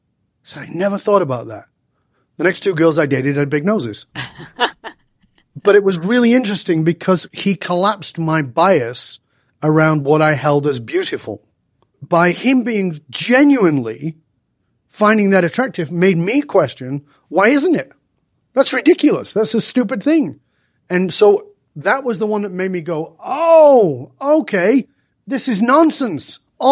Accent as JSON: {"language": "English", "town": "Manchester", "region": "North West England", "country": "United Kingdom", "tie": "born or raised there", "moved": "as an adult", "said": "And the other thing that fed it to me was that I grew up in Northern England. I didn't speak the way I speak now. You know, I've lived in many different countries. I've been away from the UK for more than 40 years."}